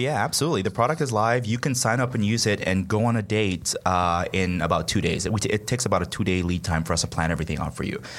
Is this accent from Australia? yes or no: no; Nigeria; moved away as an adult; also born or lived in New York; now in United States; I'm from Nigeria originally, uh, came here for college